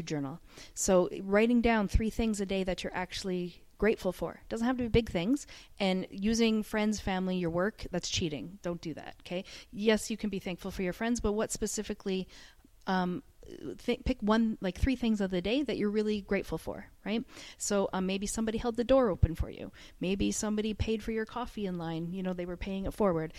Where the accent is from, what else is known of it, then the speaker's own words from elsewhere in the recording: Canada; now in Dubai, United Arab Emirates; I'm from Canada, so all of my family's back home